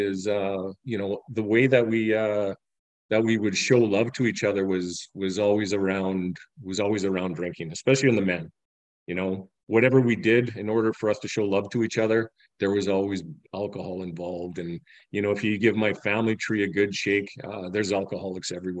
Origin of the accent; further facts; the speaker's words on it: Medicine Hat, Alberta, Canada; I'm from Medicine Hat, Alberta, Canada.